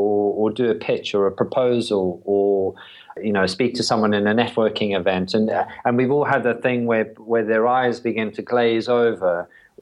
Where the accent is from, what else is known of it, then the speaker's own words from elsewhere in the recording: South Africa; moved away as an adult; also born or lived in London, United Kingdom / Brighton, United Kingdom; now in United Kingdom; I was born in South Africa.